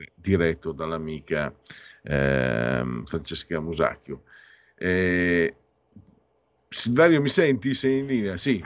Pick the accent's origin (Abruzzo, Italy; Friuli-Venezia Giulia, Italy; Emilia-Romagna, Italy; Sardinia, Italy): Friuli-Venezia Giulia, Italy; io vengo dal Friuli